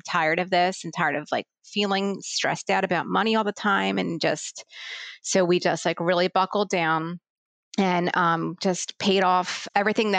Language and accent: English; Philadelphia, Pennsylvania, United States; I grew up in Philadelphia, but moved to the suburbs about 10 years ago